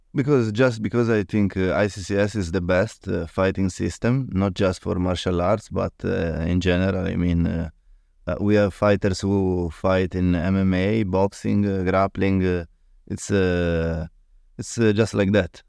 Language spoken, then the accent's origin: English; Italy; English is a second language; from Italy